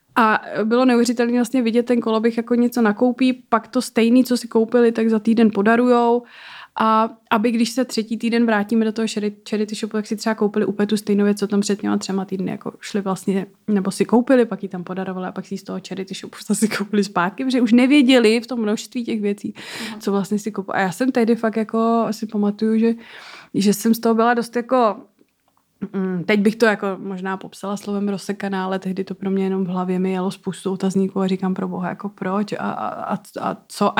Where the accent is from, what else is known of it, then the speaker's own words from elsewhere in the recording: Czechia; já jsem z České republiky